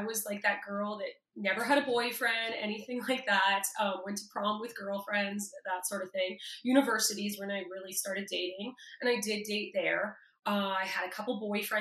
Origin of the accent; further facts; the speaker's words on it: Toronto, Ontario, Canada; I'm from Toronto